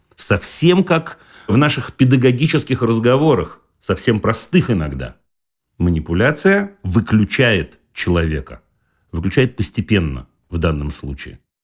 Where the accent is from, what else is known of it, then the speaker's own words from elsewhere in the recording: Saint Petersburg, Russia; Я вырос в Ленинграде тогда, этот город так назывался